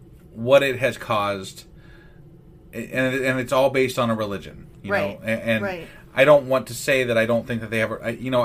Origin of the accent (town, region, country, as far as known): United States